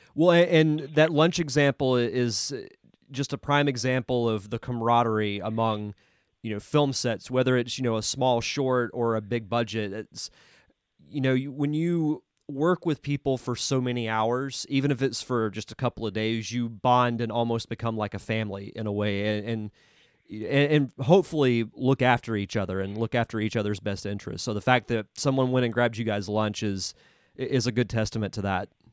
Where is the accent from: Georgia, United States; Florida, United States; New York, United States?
Florida, United States; Pensacola; I'm born and raised in Pensacola